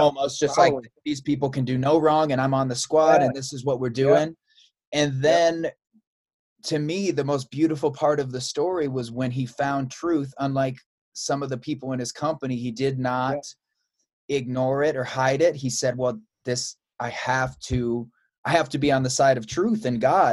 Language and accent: English; Chicago, Illinois, United States; I'm from Chicago